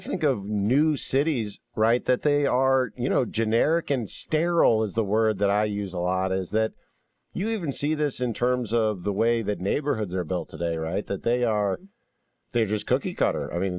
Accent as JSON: {"language": "English", "town": "St. Louis", "region": "Missouri", "country": "United States", "tie": "born or raised there", "moved": "yes", "said": "I grew up in St. Louis, very beautiful architecture, and the city there it has preserved it for the most part."}